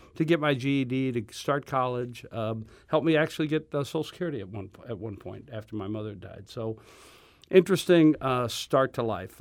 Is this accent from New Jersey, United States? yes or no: no; Berkeley, Missouri, United States; I, uh, grew up in, uh, Berkeley